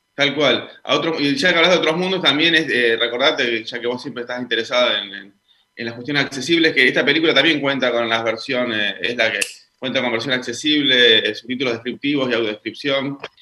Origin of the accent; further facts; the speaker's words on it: Neuquén, Argentina; moved away; yo soy oriundo de Neuquén